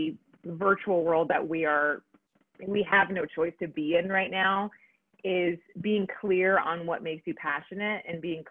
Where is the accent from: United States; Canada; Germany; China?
United States; Texas; I like to be a representation of my Mexican culture, that I Tex-Mex people